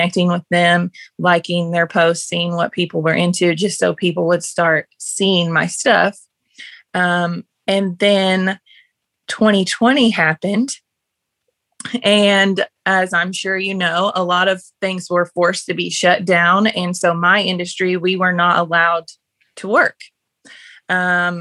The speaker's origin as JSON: {"language": "English", "town": "Paris", "region": "Kentucky", "country": "United States", "moved": "yes", "lives_now": "Simpsonia, United States", "said": "I'm from Paris, Kentucky"}